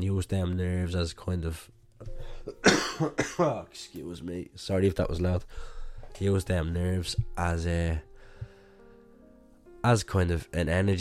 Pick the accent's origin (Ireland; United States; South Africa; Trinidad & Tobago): Ireland; growing up in Ireland